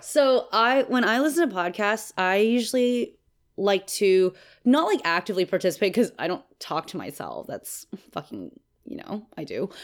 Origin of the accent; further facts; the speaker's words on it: Texas, United States; I'm from Texas